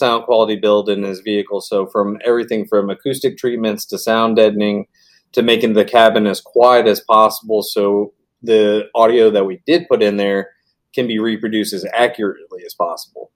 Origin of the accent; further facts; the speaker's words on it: Bonita Springs, Florida, United States; also born or lived in Rhode Island / Orlando, Florida / Arizona; We moved to Bonita in 92